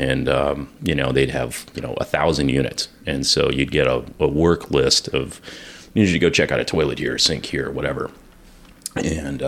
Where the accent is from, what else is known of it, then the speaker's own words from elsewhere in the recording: Bloomington, Illinois, United States; also born or lived in Fairplay, Colorado / South Chicago suburbs, Illinois; now in Champaign-Urbana, United States; I actually grew up in Bloomington Normal. But then we moved in with my grandparents, who were elderly and needed assistance. My grandmother had emphysema. And so I did junior high and high school in the South Chicago suburbs